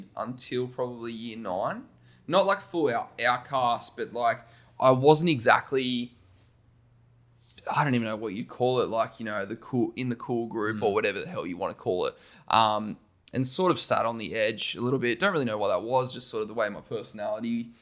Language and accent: English; Wollongong, New South Wales, Australia; Wollongong, by the way, I'm a Wollongong boy, born and bred